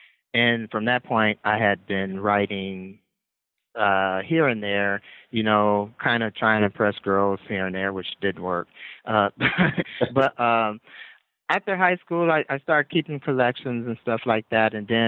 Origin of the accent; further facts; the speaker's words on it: Gary, Indiana, United States; moved away as an adult; now in Fort Wayne, United States; Well, originally I'm from Gary, Indiana.